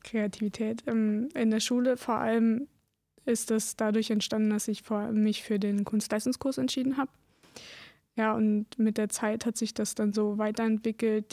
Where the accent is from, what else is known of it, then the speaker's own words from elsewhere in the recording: Lausitz, Germany; Ich bin hier geboren, hier bleibe ich